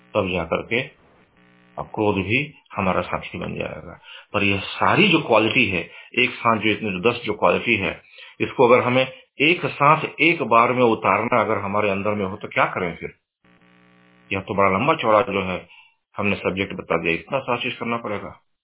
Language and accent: Hindi; India; moved away as an adult; now in United States; हम और आप जैसे अमेरिका में रह रहे हैं यहाँ की सामाजिक व्यवस्था बिल्कुल अलग है हम पले बढ़े हैं भारत में